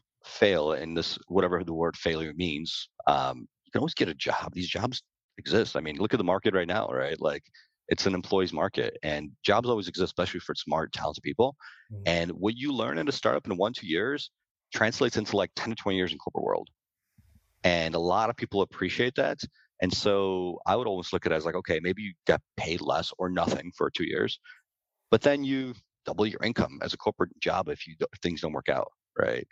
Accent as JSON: {"language": "English", "country": "Ukraine", "tie": "born or raised there", "moved": "yes", "lives_now": "United States", "said": "I was born in Ukraine. We moved to the US"}